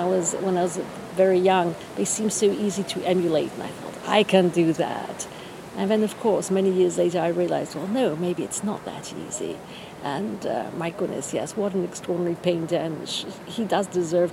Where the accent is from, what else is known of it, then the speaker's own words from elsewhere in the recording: France; moved away as an adult; also born or lived in England / Florence / New York; now in Venice, Italy; So, I grew up in France, finished school in France, university in England.